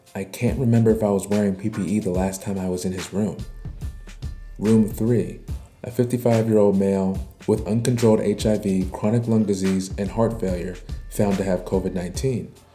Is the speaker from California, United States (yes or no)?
no; Baltimore, Maryland, United States; my hometown, Baltimore, Maryland